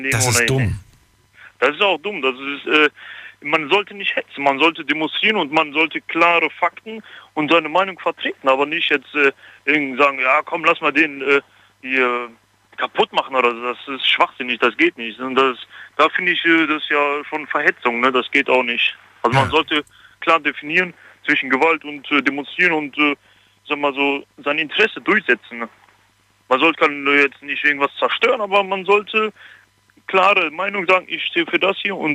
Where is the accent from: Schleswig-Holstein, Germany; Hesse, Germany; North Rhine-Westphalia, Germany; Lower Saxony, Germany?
North Rhine-Westphalia, Germany; Dortmund; now in Frankenthal, Germany; Ich bin aus Dortmund, aber ich bin jetzt hier bei euch in der Ecke, Ludwigshafen, so. Frankenthal.